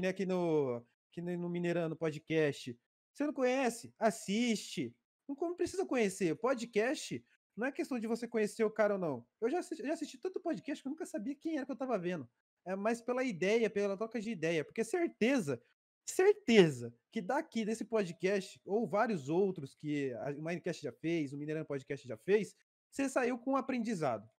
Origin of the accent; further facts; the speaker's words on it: São Paulo, Brazil; also born or lived in Araraquara; eu sou de São Paulo